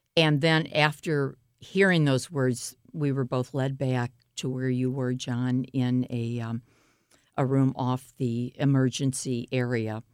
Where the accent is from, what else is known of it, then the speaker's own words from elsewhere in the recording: St. Louis, Missouri, United States; I grew up in Pasadena Hills in Normandy, which is North Saint Louis